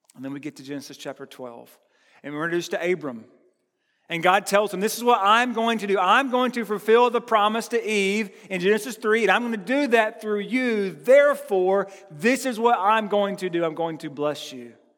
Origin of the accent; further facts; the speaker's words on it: United States; I'm from Burke County